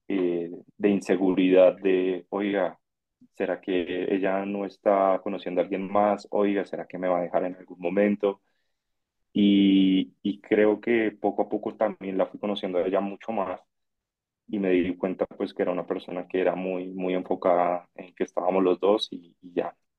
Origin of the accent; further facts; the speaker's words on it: Bogotá, Colombia; tengo 30 años, eh, soy de Bogotá